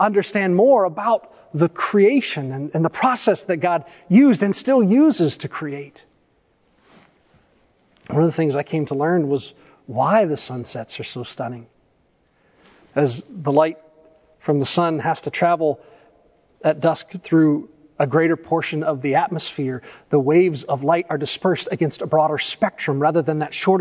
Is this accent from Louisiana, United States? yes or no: no; East Tennessee, United States; I grew up in East Tennessee.